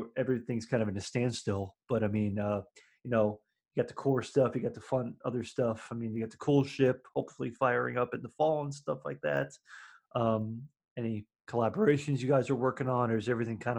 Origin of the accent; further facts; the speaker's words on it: Miami, Florida, United States; moved away; I'm from Miami. I'm from Florida originally